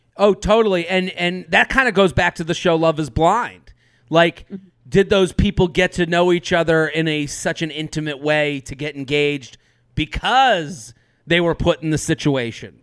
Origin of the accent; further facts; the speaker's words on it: outside of Boston, Massachusetts, United States; growing up outside of Boston